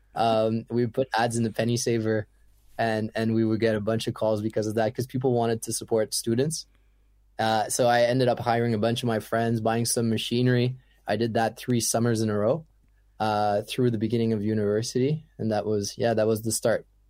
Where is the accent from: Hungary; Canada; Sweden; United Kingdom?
Canada; English is a second language; also born or lived in Ottawa; being French Canadian